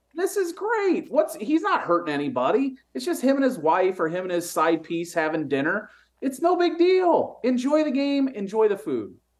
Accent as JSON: {"language": "English", "region": "the North", "country": "United States", "said": "I'm from the North"}